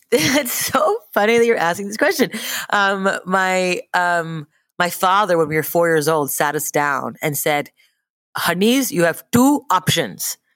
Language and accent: English; Montreal, Quebec, Canada; moved away; I grew up in Montreal, Canada